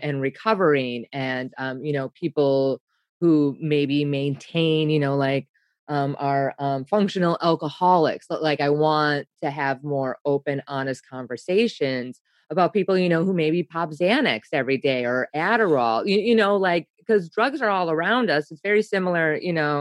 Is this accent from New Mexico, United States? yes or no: no; Wisconsin, United States; I'm from Wisconsin